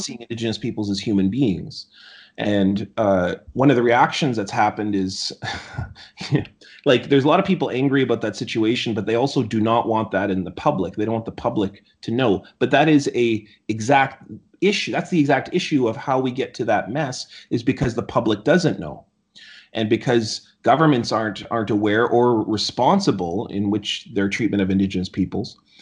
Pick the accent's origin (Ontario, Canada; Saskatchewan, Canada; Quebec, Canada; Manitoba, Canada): Manitoba, Canada; Selkirk; I grew up in Selkirk, and, uh, uh, yeah, I spent a lot of time in Manitoba.